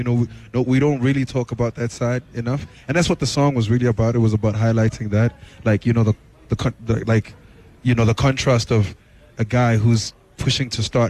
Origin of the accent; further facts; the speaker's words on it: Tembisa, Gauteng, South Africa; also born or lived in Katlehong; I grew up partly in Tembisa and Katlehong.